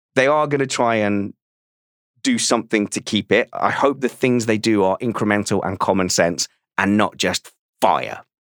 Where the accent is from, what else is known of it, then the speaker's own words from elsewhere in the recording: United Kingdom; As a Brit